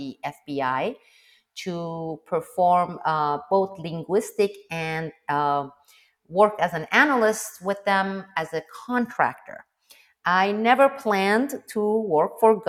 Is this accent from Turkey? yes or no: yes; Istanbul, Turkey; first language Turkish; English is a second language; moved away as an adult; also born or lived in Iran / Azerbaijan; now in Naples, United States; I'm from Turkey, Istanbul, used to be Constantinople